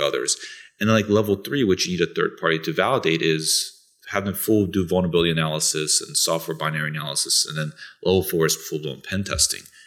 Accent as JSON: {"language": "English", "country": "Bulgaria", "also_born_or_lived": "Italy", "moved": "yes", "lives_now": "United States", "said": "I'm originally from Bulgaria, that's in Europe"}